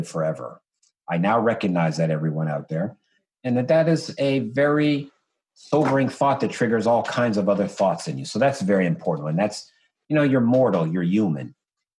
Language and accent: English; East Orange, New Jersey, United States; I am a child of Essex County, New Jersey. I am from East Orange, New Jersey.